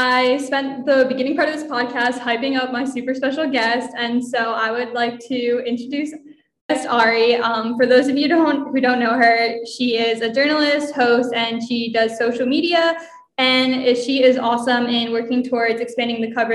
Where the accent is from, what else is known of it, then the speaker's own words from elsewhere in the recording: New Jersey, United States; I grew up in New Jersey